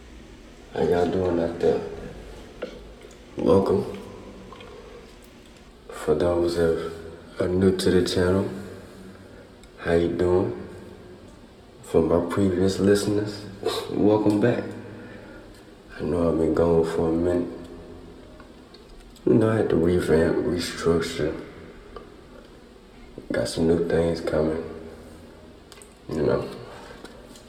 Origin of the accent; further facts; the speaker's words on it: Houston, Texas, United States; also born or lived in Atlanta; I'm from Houston, Texas. Matter of fact, A-Leaf, Texas, you feel me? You know, born and raised where it's always hot